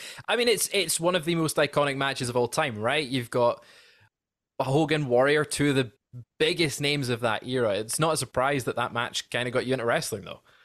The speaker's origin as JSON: {"language": "English", "region": "Scotland", "country": "United Kingdom", "said": "as a Scotsman"}